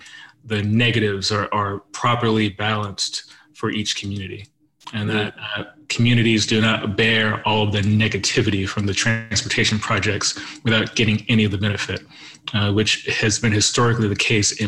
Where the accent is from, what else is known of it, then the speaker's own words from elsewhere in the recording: Southern California, United States; Growing up in Southern California.